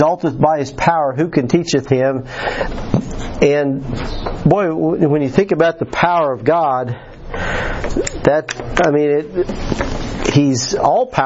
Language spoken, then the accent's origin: English; United States; moved away; At the Putnam County Fair, my hometown, our Putnam County